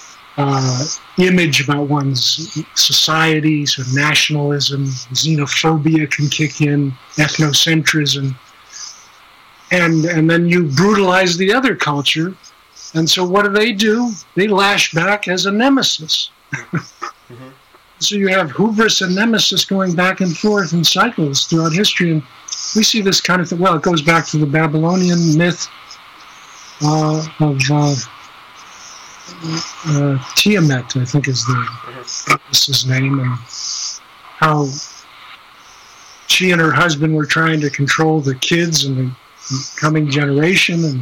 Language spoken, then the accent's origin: English; Midwest, United States; I grew up in the Midwest